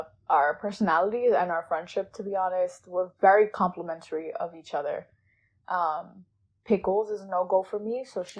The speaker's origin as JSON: {"language": "English", "region": "New York", "country": "United States", "tie": "born or raised there", "said": "I was born and raised in New York, public school system. And my family is literally all from Ecuador. So that's my background."}